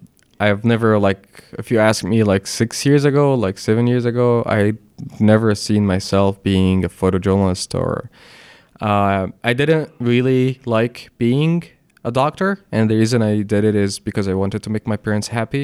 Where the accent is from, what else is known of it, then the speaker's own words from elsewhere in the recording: Alexandria, Alexandria Governorate, Egypt; moved away as an adult; also born or lived in Kuwait / Gulf countries / Philadelphia; now in New York, United States; I grew up in Alexandria.